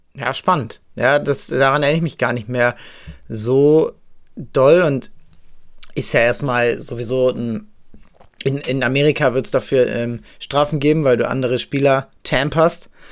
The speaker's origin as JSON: {"language": "German", "region": "Hamburg", "country": "Germany", "said": "ich äh, habe ihn natürlich als Hamburger"}